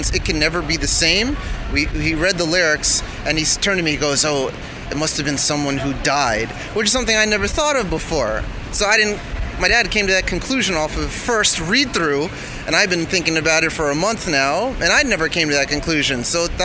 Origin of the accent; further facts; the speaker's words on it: Fort Lauderdale, Florida, United States; now in New York, United States; Fort Lauderdale